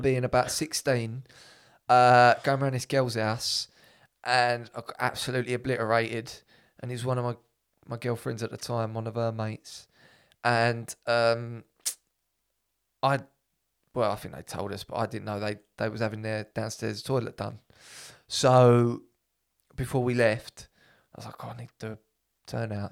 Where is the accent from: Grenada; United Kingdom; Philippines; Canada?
United Kingdom; England; I'm like 100 percent English